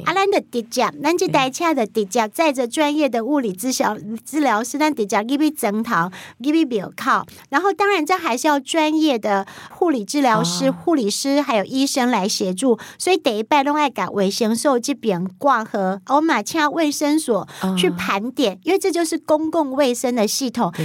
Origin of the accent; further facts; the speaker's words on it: Pingtung County, Taiwan; 我是来自国境之南，冰东武村跟武碧